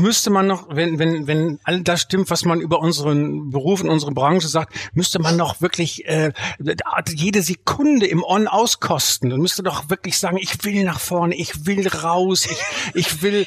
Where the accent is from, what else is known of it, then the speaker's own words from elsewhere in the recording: Bielefeld, North Rhine-Westphalia, Germany; ich komme aus Bielefeld